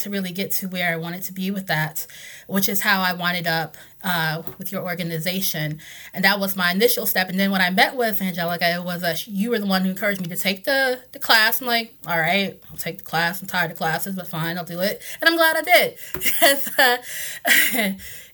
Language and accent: English; North Carolina, United States; moved away as an adult; now in Washington, DC, United States; I grew up in North Carolina. I came here about 16 years ago now